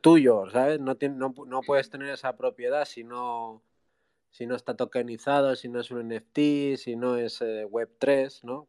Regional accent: Basque Country, Spain; soy del País Vasco

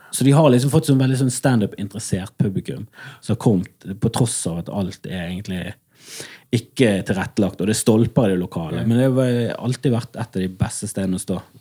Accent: Bergen, Vestland, Norway; Jeg er fra Fana i Bergen

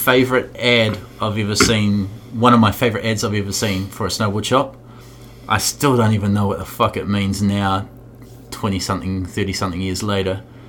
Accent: Dunedin, Otago, New Zealand; I grew up skating in Dunedin

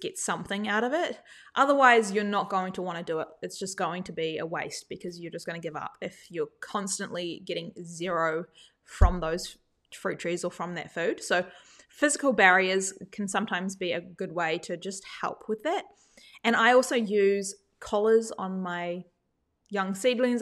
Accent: New Zealand; now in Australia; I didn't grow up in Australia, I grew up in New Zealand

